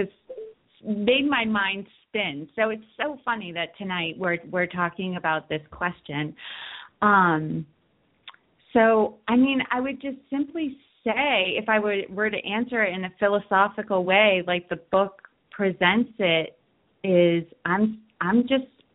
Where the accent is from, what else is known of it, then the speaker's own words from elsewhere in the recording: Worcester, Massachusetts, United States; I grew up in Worcester, Massachusetts